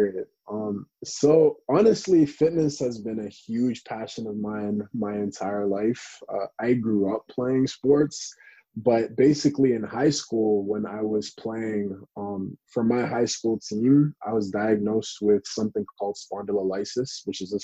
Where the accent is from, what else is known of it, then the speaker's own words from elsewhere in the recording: Canada; I'm from Canada